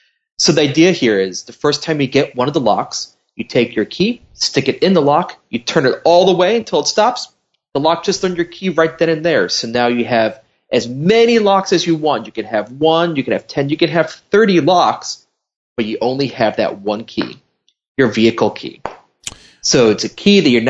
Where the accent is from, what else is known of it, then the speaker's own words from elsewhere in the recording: Chicago, Illinois, United States; moved away as an adult; also born or lived in Indiana; now in Wisconsin, United States; I grew up in Chicago.